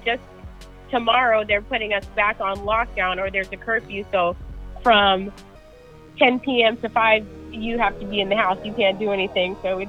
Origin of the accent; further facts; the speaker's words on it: New York, United States; now in San Diego, United States; I'm from New York originally, but I live in San Diego, California.